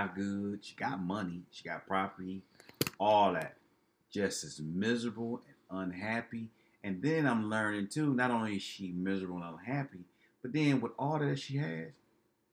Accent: Detroit, Michigan, United States; we're both from Detroit

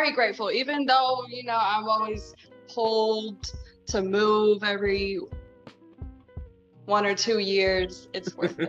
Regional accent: Guam; also born or lived in everywhere; I'm from Guam. I'm a military brat, so I'm also kind of from everywhere.

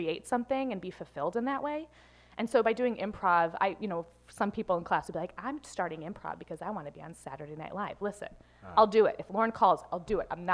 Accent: Western Springs, Illinois, United States; now in New York, United States; I grew up in Western Springs between LaGrange and Hinsdale

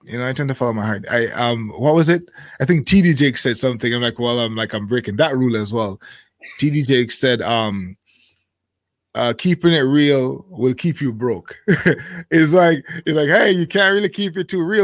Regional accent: Jamaica; moved away as an adult; now in Japan; I grew up in Jamaica

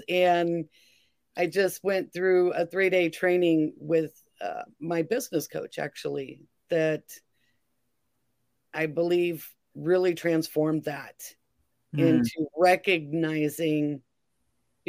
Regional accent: California, United States; moved away as an adult; also born or lived in Oklahoma; I was born and raised in California

